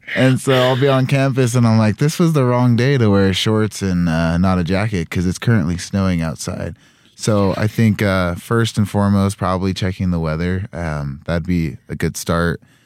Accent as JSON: {"language": "English", "region": "Utah", "country": "United States", "moved": "as an adult", "lives_now": "Rexburg, United States", "said": "I am from Utah, so definitely used to the cold."}